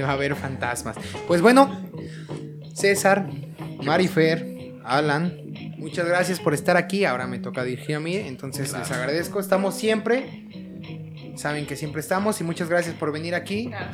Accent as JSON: {"language": "Spanish", "town": "Zumpango", "region": "State of Mexico", "country": "Mexico", "said": "los que somos de Zumpango"}